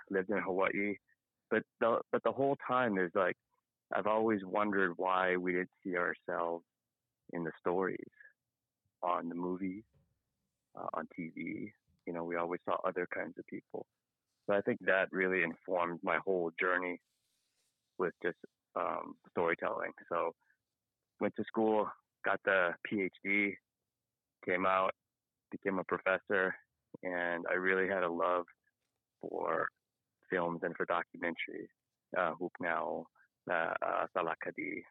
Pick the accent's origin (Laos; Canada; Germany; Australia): Laos; Luang Prabang, Luang Prabang Province; moved away; I'm a refugee from Laos um เป็นคนอ่อเป็นคนมุงหลวง so i'm from long p r a b a n g and i came to this country in the early u right around 1980